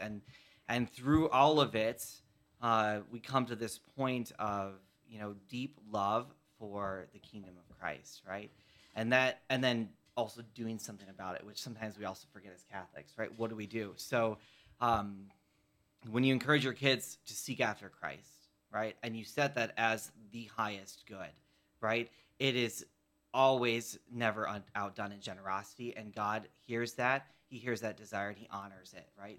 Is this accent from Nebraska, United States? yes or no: no; Chicago, Illinois, United States; I was raised in Chicago